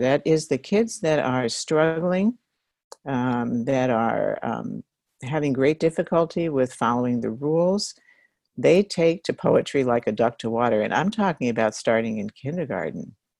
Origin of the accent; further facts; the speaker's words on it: New York, United States; I'm from New York and I grew up reading that newspaper